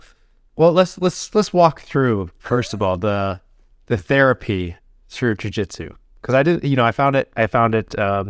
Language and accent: English; Wisconsin, United States; now in Seattle, United States; one of the biggest things I noticed moving to Seattle, because I came from Wisconsin, and coming from that Midwest sort of a little bit slower pace of life